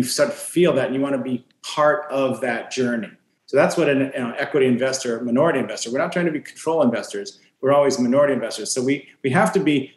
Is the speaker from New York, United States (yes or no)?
no; Fresno, California, United States; from Fresno